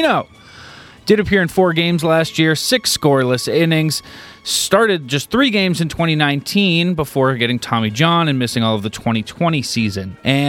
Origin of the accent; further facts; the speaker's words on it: New Hampshire, United States; And as you might know, I'm from New Hampshire.